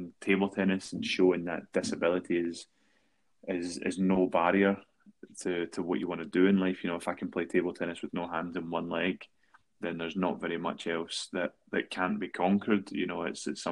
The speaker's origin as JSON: {"language": "English", "town": "Paisley", "region": "Scotland", "country": "United Kingdom", "tie": "born or raised there"}